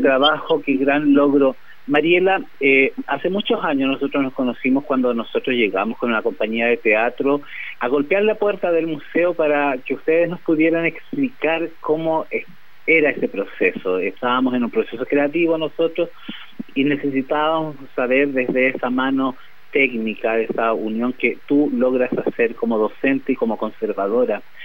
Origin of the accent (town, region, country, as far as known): Chile